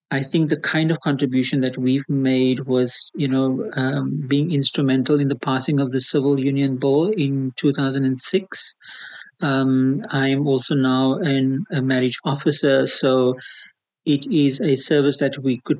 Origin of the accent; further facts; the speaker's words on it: Cape Town, Western Cape, South Africa; Uh, I'm born and bred in Cape Town.